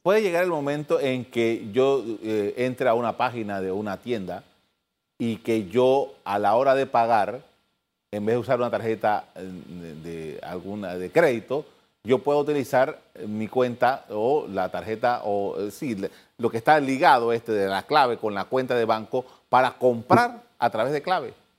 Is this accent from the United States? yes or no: no; Panama